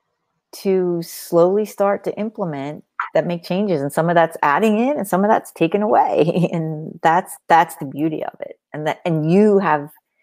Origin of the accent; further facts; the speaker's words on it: Long Beach Island, New Jersey, United States; now in Pennsylvania, United States; I grew up on Long Beach Island, New Jersey. I spent all of my summers there and some of my winters.